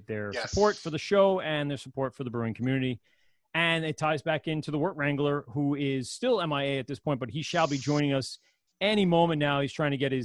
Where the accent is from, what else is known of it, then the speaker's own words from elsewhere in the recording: New York, United States; accent: New York; I'm just the idiot from New York